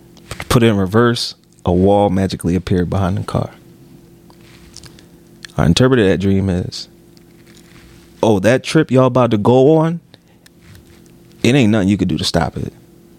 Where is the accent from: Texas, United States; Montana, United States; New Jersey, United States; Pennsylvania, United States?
Pennsylvania, United States; Philadelphia; I'm from Philly, dog.